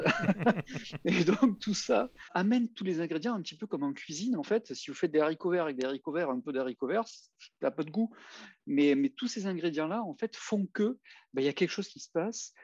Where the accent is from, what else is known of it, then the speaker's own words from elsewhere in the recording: Marseille, Provence-Alpes-Côte d'Azur, France; je venais quartier nord de Marseille